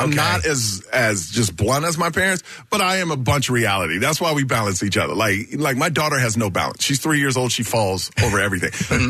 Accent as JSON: {"language": "English", "town": "Houston", "region": "Texas", "country": "United States", "tie": "born or raised there"}